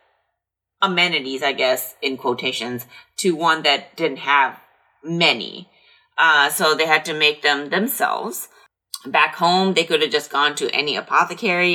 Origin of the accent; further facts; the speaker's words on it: United States; I'm from America